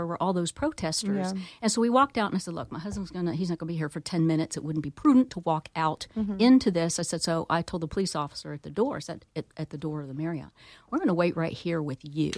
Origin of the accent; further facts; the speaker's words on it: Florida, United States; moved away as an adult; now in Pennsylvania, United States; I'm from Florida